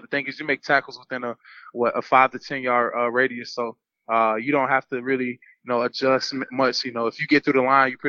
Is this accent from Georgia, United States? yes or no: yes; Atlanta, Georgia, United States; also born or lived in Hiram, Georgia; I'm originally from Hiram, Georgia, born in Atlanta, Georgia, Northside Hospital